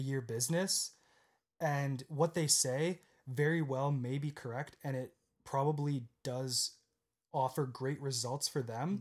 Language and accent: English; Guelph, Ontario, Canada; also born or lived in Waterloo, Ontario; I was born in Guelph, Ontario, again in Canada, and when I was around ten or eleven, I moved to Waterloo